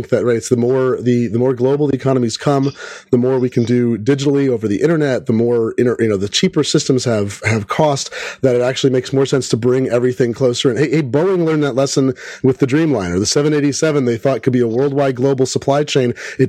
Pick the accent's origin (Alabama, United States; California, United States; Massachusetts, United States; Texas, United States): California, United States; Fremont; I grew up in Fremont, not very far away from that.